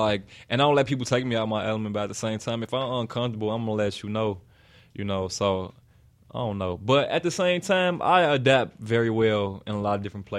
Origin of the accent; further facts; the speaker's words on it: Chicago, Illinois, United States; Yeah, I'm from here. Everybody think I'm from the South, though.